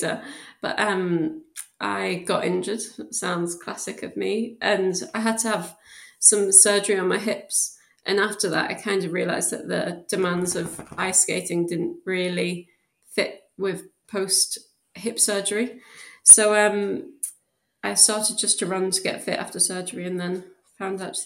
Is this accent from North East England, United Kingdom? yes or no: yes; South Shields, North East England, United Kingdom; moved away as an adult; also born or lived in Newcastle; now in Birmingham, United Kingdom; I actually lived in South Shields, so it was kind of outside of Newcastle, but I went to school in Newcastle and was born there